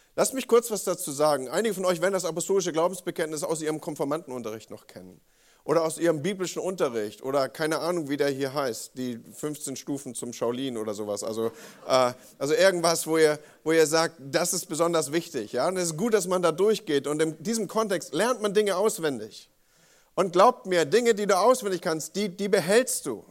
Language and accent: German; Northern Germany, Germany; als Norddeutscher, nordisch by nature